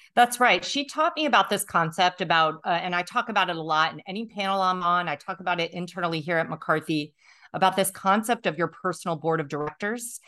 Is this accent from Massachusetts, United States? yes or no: no; Tunkhannock, Pennsylvania, United States; I grew up, I say, in the middle of nowhere in Pennsylvania